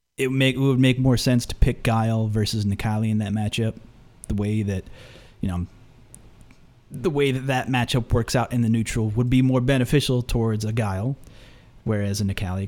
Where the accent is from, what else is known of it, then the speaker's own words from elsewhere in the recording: United States; I say Phenom because I'm from the United States